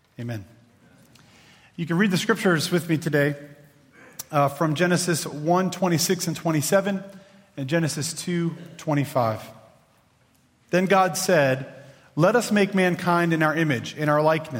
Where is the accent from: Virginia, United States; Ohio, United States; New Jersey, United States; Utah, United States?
Virginia, United States; Clarksville; I grew up in Clarksville, Virginia.